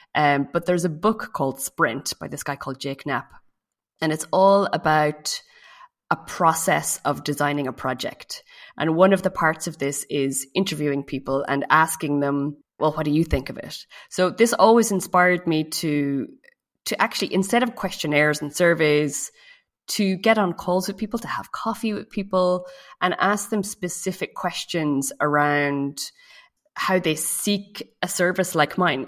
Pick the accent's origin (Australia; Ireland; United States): Ireland; moved away as an adult; now in France; I live in France, uh, but I'm from Ireland